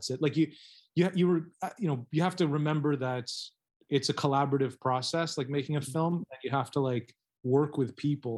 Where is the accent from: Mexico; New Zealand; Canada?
Canada; now in Taiwan; I'm a Canadian working in Taiwan